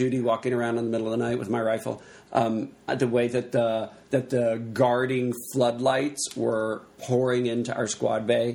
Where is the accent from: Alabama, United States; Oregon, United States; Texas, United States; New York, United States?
Texas, United States; I'm from Texas